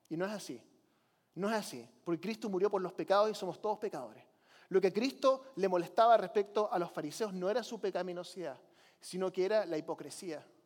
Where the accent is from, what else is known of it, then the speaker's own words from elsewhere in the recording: Chile; Yo nunca fui católico, pero crecí como misionero en Chile.